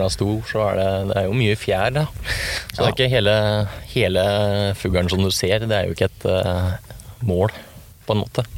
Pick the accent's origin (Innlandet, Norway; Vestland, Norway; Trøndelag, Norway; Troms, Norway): Innlandet, Norway; Sør-Odal; Født og oppvokst i Sør-Odal